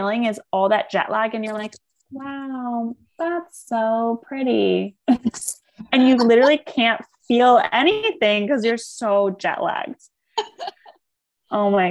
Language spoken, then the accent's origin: English; East Coast, United States; moved away; I grew up on the East Coast where everyone was in Manhattan